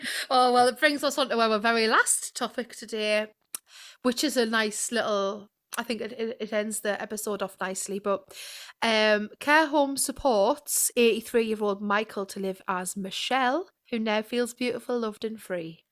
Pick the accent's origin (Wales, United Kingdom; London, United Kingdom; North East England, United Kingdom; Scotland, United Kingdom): North East England, United Kingdom; Sunderland